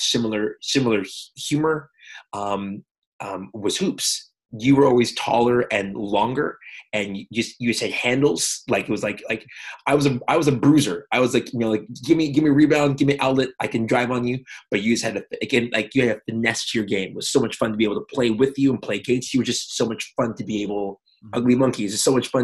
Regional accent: Montreal, Quebec, Canada; growing up in Montreal, both of us were Quebecers

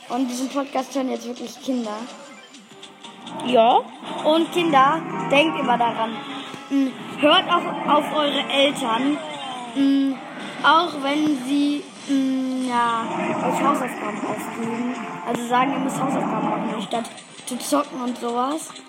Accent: Germany; Wieso sage ich Deutschländer eigentlich? Also ich bin Deutscher.

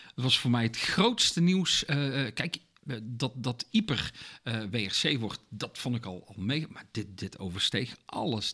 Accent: Netherlands

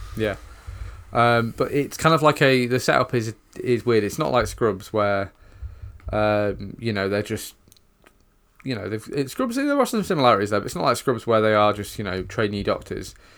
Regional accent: United Kingdom; us as British viewers

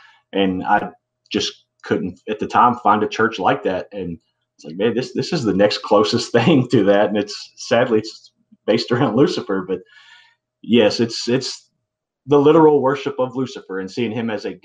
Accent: Kentucky, United States; I'm from Kentucky. I was born and raised here, moved to a different city

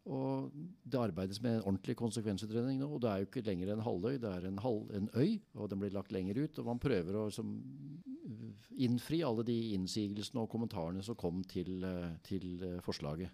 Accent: Sandvika, Akershus, Norway; jeg er oppvokst i Sandvika

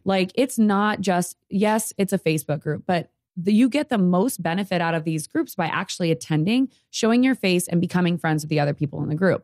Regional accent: Sierra Vista, Arizona, United States; I'm from Sierra Vista.

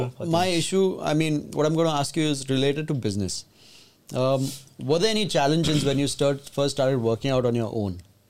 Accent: Mumbai, Maharashtra, India; also born or lived in Goa; So I am a Goan, but I was born and brought up in Bombay.

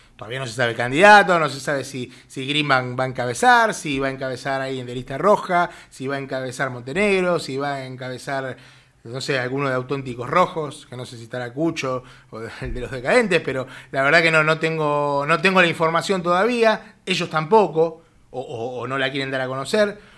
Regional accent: Buenos Aires, Argentina; como un porteño green que somos

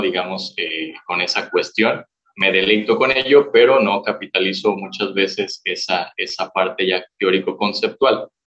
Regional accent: Morelia, Michoacán, Mexico; Soy originario aquí de Michoacán, de Morelia

